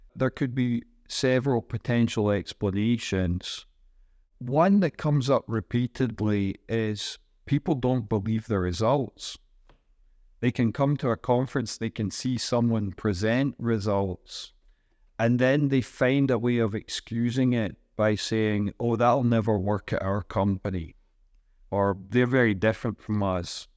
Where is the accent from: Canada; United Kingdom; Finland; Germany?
United Kingdom; Scotland; moved away as an adult; also born or lived in Singapore / Ireland / United States; now in Bilbao, Spain; I'm from Scotland. I've lived in Singapore and Ireland and the United States for about 23 years.